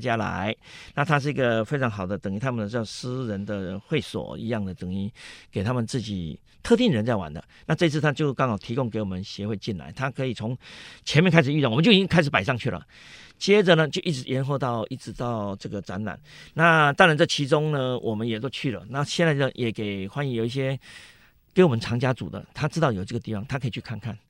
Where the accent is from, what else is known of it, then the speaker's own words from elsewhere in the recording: Tainan, Taiwan; now in Taipei, Taiwan; 我台南人，我台南人，我回不去啊，我这一直在台北啊，